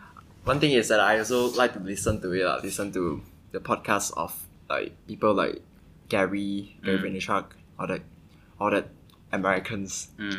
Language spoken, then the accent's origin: English; Kedah, Malaysia; I'm studying computer science in the University of Nottingham, Malaysia. And I'm from Kedah.